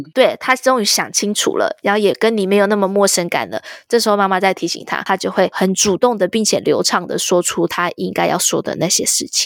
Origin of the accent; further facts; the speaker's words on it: Taiwan; moved away as an adult; now in United States; 我身为一个台湾人，我懂这个心情